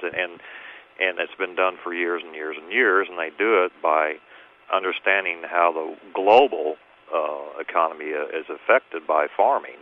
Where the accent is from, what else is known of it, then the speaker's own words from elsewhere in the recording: North Missouri, United States; growing up in North Missouri in the 60s